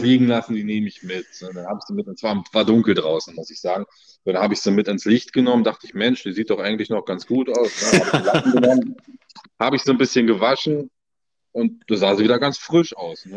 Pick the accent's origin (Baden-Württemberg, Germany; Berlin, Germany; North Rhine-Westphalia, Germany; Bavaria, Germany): Berlin, Germany; also born or lived in Brandenburg; Ich bin gebürtiger Nordberliner. Ja, komme aus Berlin-Reinickendorf, wohne da schon mein ganzes Leben lang.